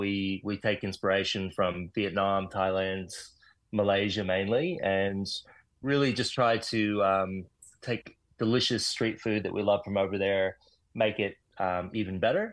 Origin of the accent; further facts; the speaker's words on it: Austin, Texas, United States; also born or lived in Toronto, Canada; now in Melbourne, Australia; mutt. my parents were Australian, but emigrated to the US. I was born in Canada and then raised in Texas.